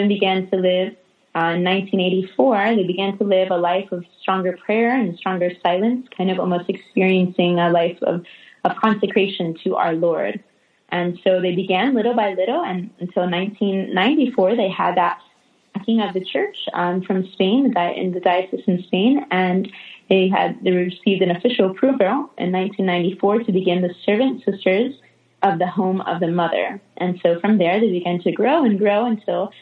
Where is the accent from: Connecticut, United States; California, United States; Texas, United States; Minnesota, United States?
Connecticut, United States; now in Jacksonville, United States; I grew up in a Catholic family. I'm originally from Connecticut, up north